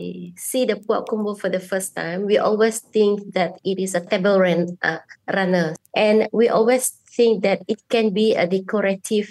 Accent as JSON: {"language": "English", "town": "Kuching", "region": "Sarawak", "country": "Malaysia", "said": "I'm a bidayuh from Kuching, Sarawak, and I am an anthropologist at the Department of Anthropology."}